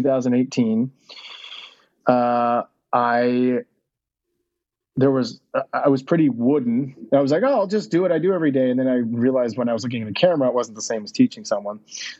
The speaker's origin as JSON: {"language": "English", "country": "United States", "said": "as an American"}